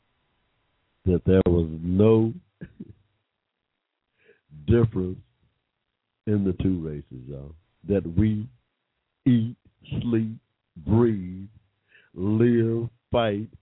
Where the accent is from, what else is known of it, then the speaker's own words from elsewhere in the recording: Georgia, United States; I was born in Georgia